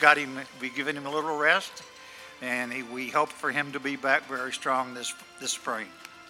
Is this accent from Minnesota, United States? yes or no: no; Texas, United States; We're from Texas, of course.